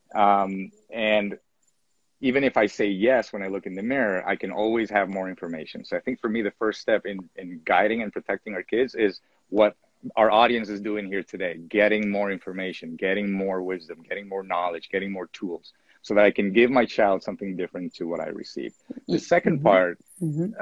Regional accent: Venezuela; I was born in Venezuela, 1977

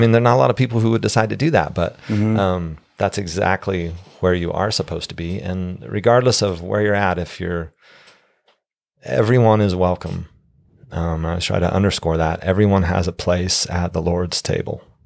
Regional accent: Steamboat Springs, Colorado, United States; now in Utah, United States; growing up in Steamboat, a small town

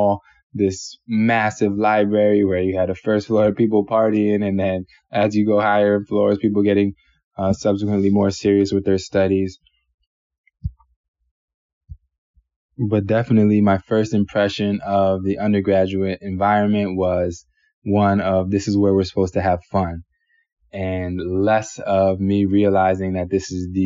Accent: Savannah, Georgia, United States; moved away; also born or lived in New York City, New York; I was born in New York City, in Manhattan, and then shortly after, parents were having a little bit of trouble with one another, and my mother decided to move down to Savannah, Georgia

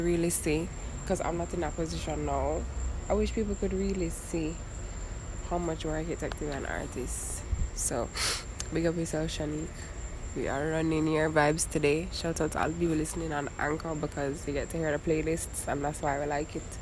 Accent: Jamaica; now in Miami, United States; I'm from Jamaica

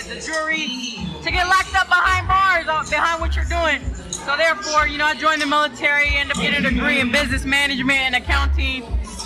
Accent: San Diego, California, United States; I grew up in Southeast San Diego off of 47th and Market Street.

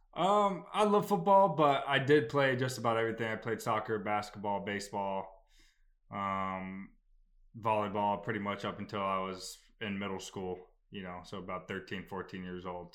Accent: Phoenix, Arizona, United States; now in Maryland, United States; I'm from Phoenix, Arizona originally

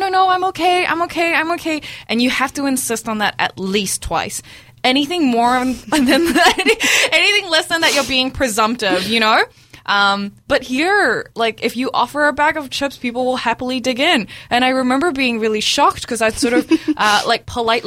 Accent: Dunedin, Otago, New Zealand; also born or lived in Brunei; now in Auckland, New Zealand; I came to Dunedin, and I grew up here

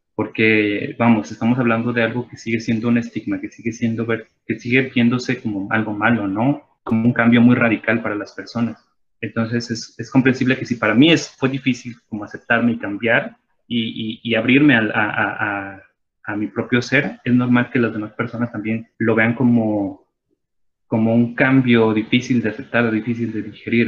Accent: Mexico; todas las personas que nos identificamos como mexicanas

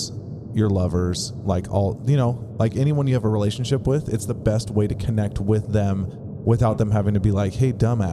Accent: California, United States; I was born in Cali

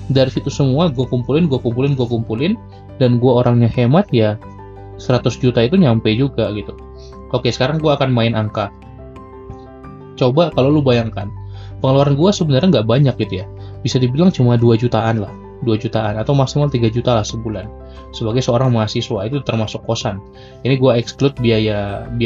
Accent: Medan, North Sumatra, Indonesia; karena sekarang gue lagi rekaman di Medan, di kampung gue.

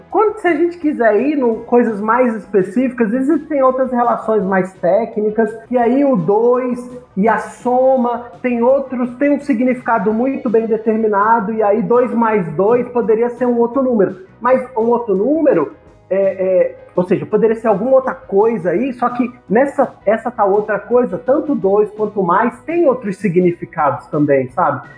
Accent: Brasília, Federal District, Brazil; moved away as an adult; Eu sou de Brasília

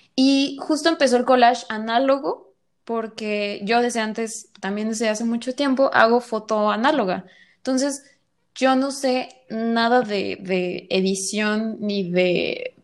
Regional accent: Guadalajara, Jalisco, Mexico; soy de Guadalajara y actualmente este, estoy en Guadalajara

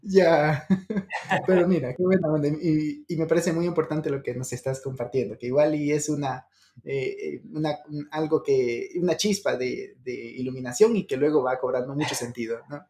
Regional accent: Ecuador; now in Mexico; él es del mismo país que yo, Ecuador, y yo estoy en México.

